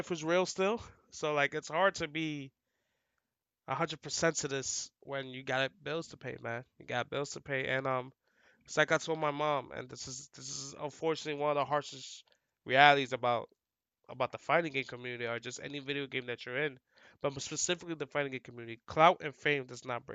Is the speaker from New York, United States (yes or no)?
yes; New York City, New York, United States; We're from the hood, bro. From the Bronx. Like, I'm from the Bronx.